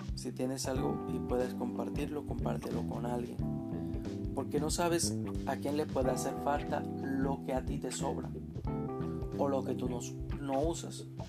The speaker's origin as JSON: {"language": "Spanish", "country": "Dominican Republic", "said": "Soy de República Dominicana"}